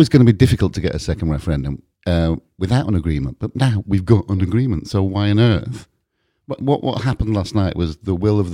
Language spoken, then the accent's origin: English; United Kingdom; we're British